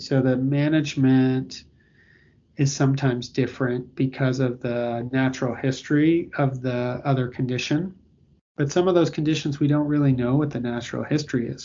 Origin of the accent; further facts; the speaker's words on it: Toronto, Ontario, Canada; moved away as an adult; also born or lived in Victoria, Canada / Australia; now in Boston, United States; I I grew up in in Toronto, Canada, and I you know went to school on the west coast of Canada in Victoria